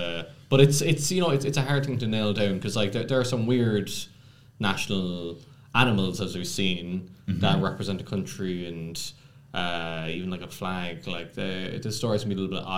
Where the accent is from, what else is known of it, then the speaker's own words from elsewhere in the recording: Ireland; I am from Ireland, so this is my big moment.